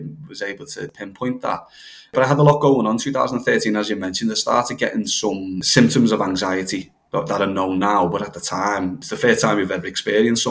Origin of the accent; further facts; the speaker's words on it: Halewood, North West England, United Kingdom; I grew up in Knowsley, which is one of the most deprived areas in the whole country, which is on the outskirts of Liverpool, somewhere called Halewood.